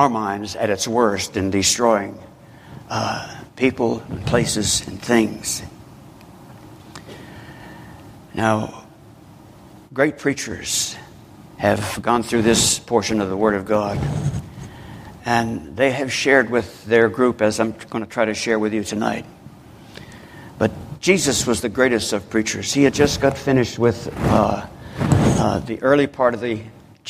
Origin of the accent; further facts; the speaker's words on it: Newark, New Jersey, United States; Newark, New Jersey. I'm ashamed to say, my hometown